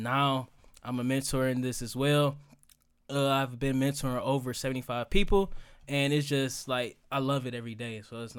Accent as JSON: {"language": "English", "town": "Detroit", "region": "Michigan", "country": "United States", "said": "You know, I'm from the east side of Detroit. You know, I'm from Marang, it's 7 miles. They ain't teaching none of that over there."}